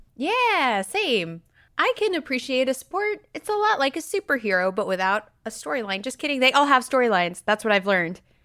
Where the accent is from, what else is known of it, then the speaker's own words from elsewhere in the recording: California, United States; moved away; I'm originally from California, when they opened the Indiana Jones ride when I was but a wee babe